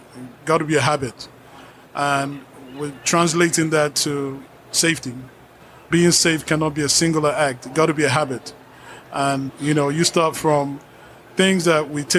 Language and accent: English; Nigeria; I'm from Nigeria